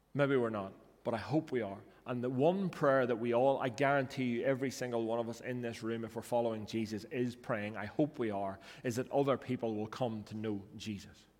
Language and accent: English; Northern Ireland, United Kingdom; I grew up in North Ireland